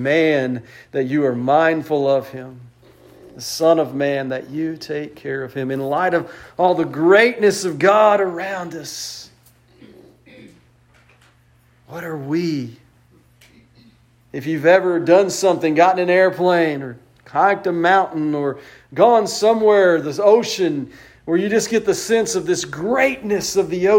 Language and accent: English; West Texas, United States; I grew up in West Texas.